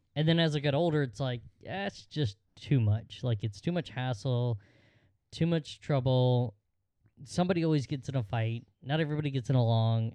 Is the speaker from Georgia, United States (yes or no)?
yes; Georgia, United States; in Georgia, we had the, uh, the annual football game